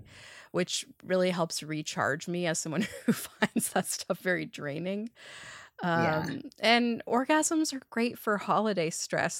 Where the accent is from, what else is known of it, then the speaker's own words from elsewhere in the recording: Toronto, Ontario, Canada; I've been born and raised in Toronto and my parents still live here and I still live here.